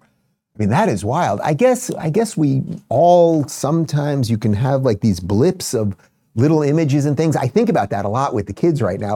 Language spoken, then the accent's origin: English; Long Island, New York, United States; also born or lived in Brooklyn; I was born in Brooklyn, nineteen seventy-six, and we moved to Long Island in about seventy-nine